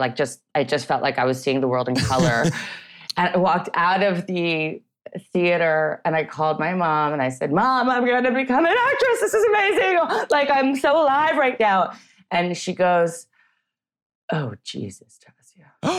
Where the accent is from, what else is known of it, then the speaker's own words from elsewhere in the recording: Canada; also born or lived in Vancouver / Montreal / Toronto; Yeah, I grew up in Canada. I hopped across, you know, from Vancouver to Montreal. I was born in Toronto.